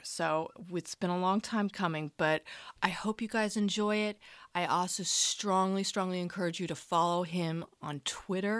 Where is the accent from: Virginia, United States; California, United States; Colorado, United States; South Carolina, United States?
Colorado, United States; Boulder; I'm from Boulder